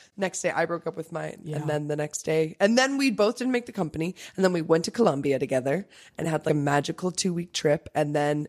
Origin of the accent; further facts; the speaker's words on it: Netherlands; moved away; growing up in Holland